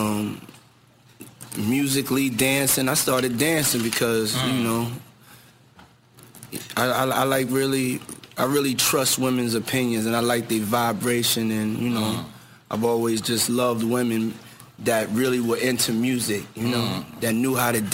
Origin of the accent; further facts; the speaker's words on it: New York City, New York, United States; I grew up too in Harlem when I used to have to do my chores in the morning